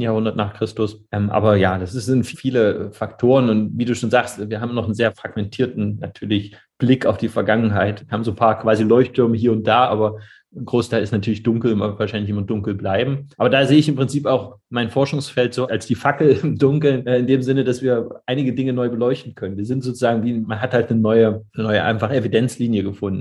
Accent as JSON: {"language": "German", "country": "Germany", "said": "Als Deutscher"}